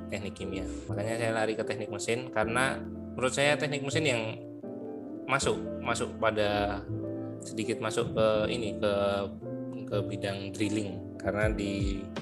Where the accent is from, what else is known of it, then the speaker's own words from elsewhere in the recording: Klaten, Central Java, Indonesia; SMA saya di luar Klaten kebetulan saya asli Klaten tapi SMA nya di luar Klaten